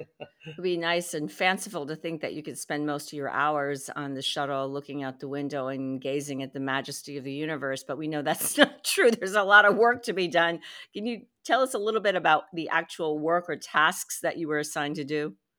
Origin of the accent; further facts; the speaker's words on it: United States; I'm Chinese American